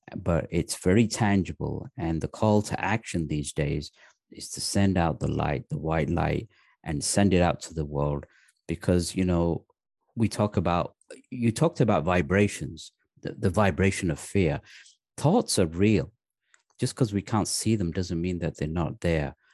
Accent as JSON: {"language": "English", "region": "the north of England", "country": "United Kingdom", "tie": "born or raised there", "also_born_or_lived": "Pakistan", "said": "I was actually born in Pakistan. Uh, my parents moved to England when I was three years old."}